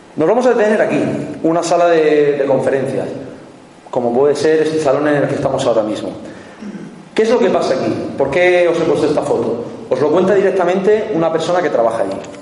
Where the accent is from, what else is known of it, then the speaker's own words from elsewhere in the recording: Cartagena, Region of Murcia, Spain; yo soy de Cartagena